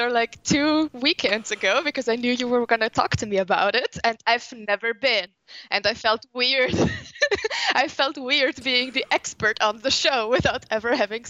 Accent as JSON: {"language": "English", "country": "Italy", "moved": "as an adult", "lives_now": "Vienna, Austria", "said": "Well, I'm originally from Italy, but I've lived in Vienna now for 12 years. So I consider it my hometown show."}